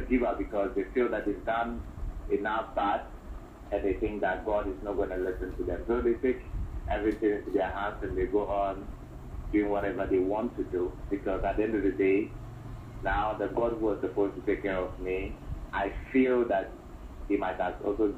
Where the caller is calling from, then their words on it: Accra, Greater Accra, Ghana; I'm calling from Accra.